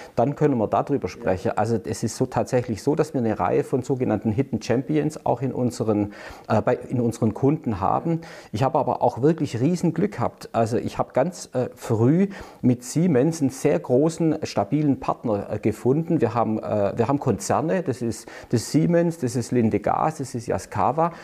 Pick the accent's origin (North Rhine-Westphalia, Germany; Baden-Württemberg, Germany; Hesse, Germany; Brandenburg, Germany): Baden-Württemberg, Germany; Stuttgart; man hört ja unschwer, ich gebe es jetzt gleich einfach zu, ich bin in Stuttgart geboren